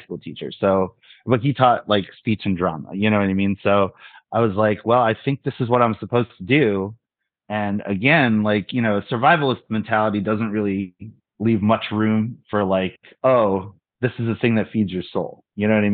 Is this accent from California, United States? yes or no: no; Cherry Hill, New Jersey, United States; also born or lived in Philadelphia; I'm from Cherry Hill.